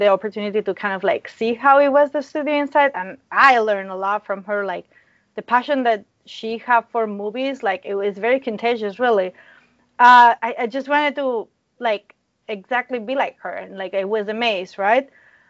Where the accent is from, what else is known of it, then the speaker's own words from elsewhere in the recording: Spain; moved away as an adult; now in United States; So I'm from Spain.